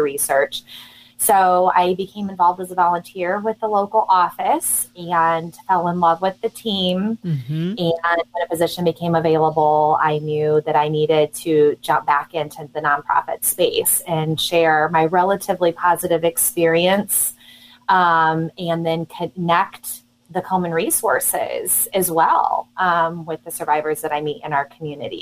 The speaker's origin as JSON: {"language": "English", "town": "Peoria", "region": "Illinois", "country": "United States", "tie": "born or raised there", "also_born_or_lived": "Chicago / Brimfield, Illinois", "said": "I was born and raised in Peoria, Illinois"}